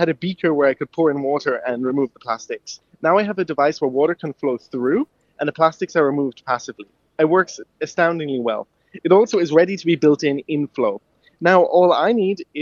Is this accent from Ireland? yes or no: yes; Cork, Munster, Ireland; moved away; also born or lived in Ballydehob; I'm originally I was born in Cork